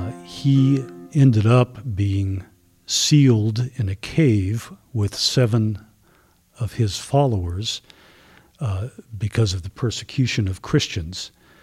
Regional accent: Germany; moved away; I was born in Germany, and by blood, I am German

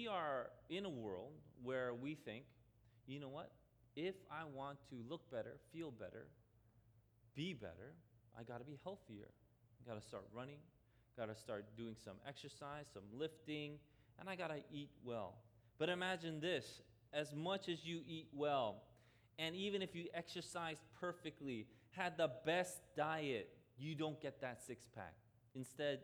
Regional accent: New York City, New York, United States; I grew up in Queens, I didn't grow up in Jersey

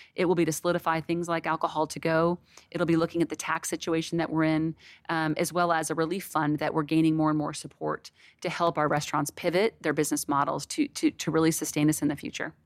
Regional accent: Connecticut, United States; now in Texas, United States; I was raised in New England, um, in Connecticut, so I'm a huge seafood person

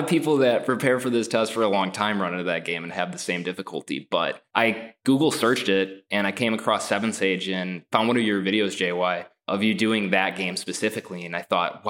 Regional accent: Northeast Wisconsin, United States; I'm originally from Northeast Wisconsin

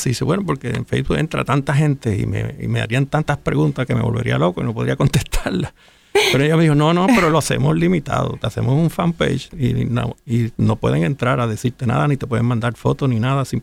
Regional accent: San Juan, Puerto Rico; nací en Santurce.

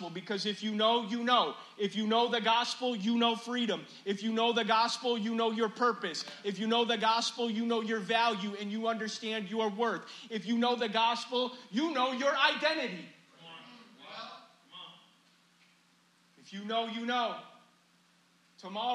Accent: Chicago, Illinois, United States; moved away; I've lived outside of Chicago now longer than I've lived in Chicago in the beginning of my life. But it's still my hometown

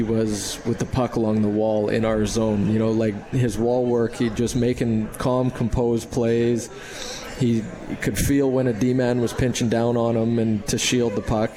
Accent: Western Canada, Canada; moved away as an adult; now in Utica, United States; growing up in Western Canada, I grew up on a farm

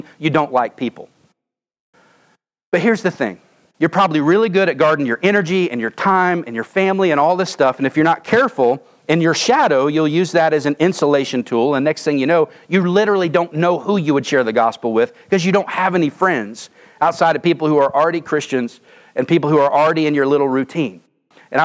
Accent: Oklahoma, United States; moved away as an adult; I'm from Oklahoma

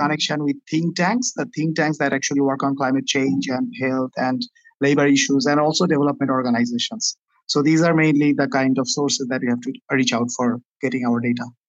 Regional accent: Dhaka, Dhaka Division, Bangladesh; I am from Bang- Dhaka, Bangladesh

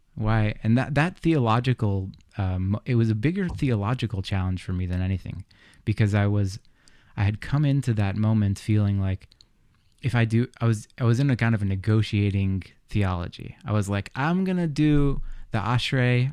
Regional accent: United States; I grew up in the States

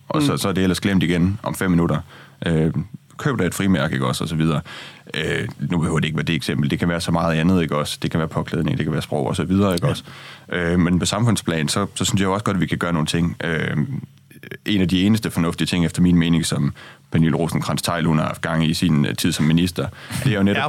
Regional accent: Jutland, Denmark; now in Copenhagen, Denmark; jeg er jo fra Jylland, og nu er jeg kommet til København

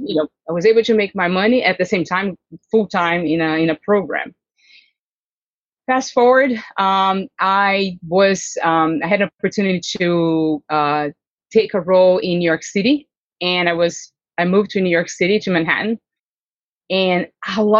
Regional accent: Londrina, Paraná, Brazil; English is a second language; moved away as an adult; also born or lived in Los Angeles; now in California, United States; In my hometown, which is a 600,000 inhabitant city, it's not a large city, the name of the city is Londrina in the south of Brazil

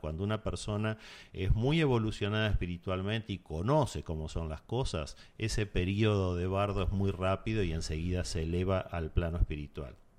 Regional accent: Argentina; en mi país, en Argentina

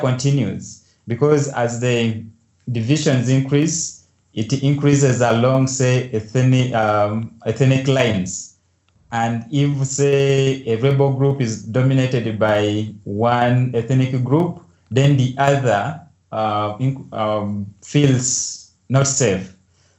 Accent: Uganda; I grew up in Uganda

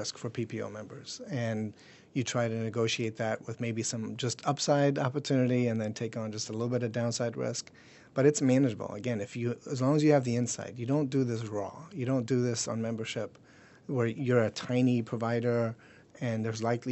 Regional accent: Germany; now in United States; I was born and raised in Germany. Mom's German

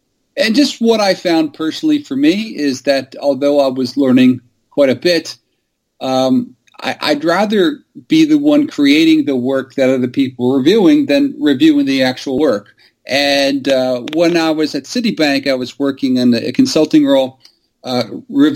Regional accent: New York City, New York, United States; I was born here in New York City

